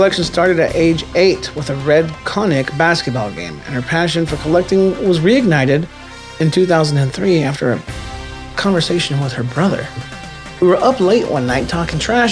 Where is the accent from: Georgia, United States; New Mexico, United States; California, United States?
California, United States; my home state, California